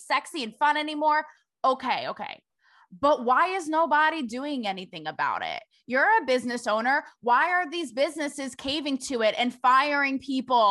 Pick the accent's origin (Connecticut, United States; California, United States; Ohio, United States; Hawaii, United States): Connecticut, United States; moved away as an adult; now in Los Angeles, United States; So I'm from the tri-state like you. I'm from Connecticut, but I lived in LA for the last 5 years